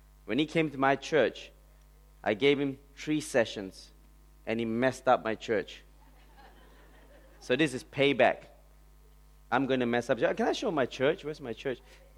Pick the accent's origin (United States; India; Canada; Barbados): India; Okay, and I'm Indian. I'm truly Indian.